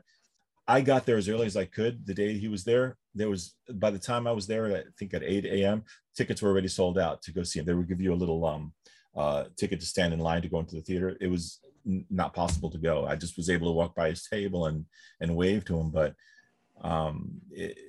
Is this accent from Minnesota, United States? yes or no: no; New York, United States; I'm from New York